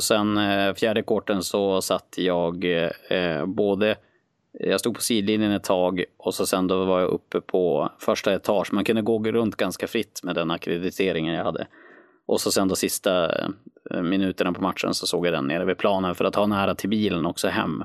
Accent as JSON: {"language": "Swedish", "town": "Skellefteå", "region": "Västerbotten County", "country": "Sweden", "said": "jag är från Skellefteå i grund och botten"}